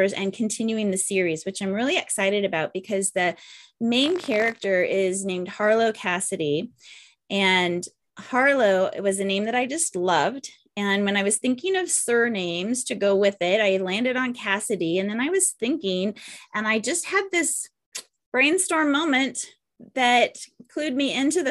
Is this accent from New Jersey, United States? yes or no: no; California, United States; I was born and raised in California